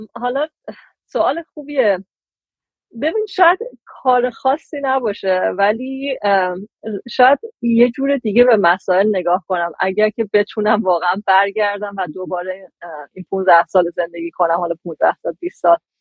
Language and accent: Persian; Iran; moved away as an adult; also born or lived in United Kingdom; از وقتی که از ایران اومدم بیرون